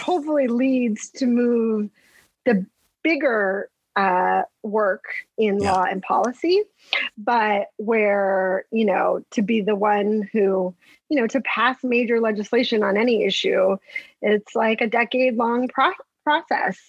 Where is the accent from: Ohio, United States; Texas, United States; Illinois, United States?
Texas, United States; El Paso; moved away as an adult; also born or lived in Stanford, California / Boston / Washington; now in New York City, United States; I'm from El Paso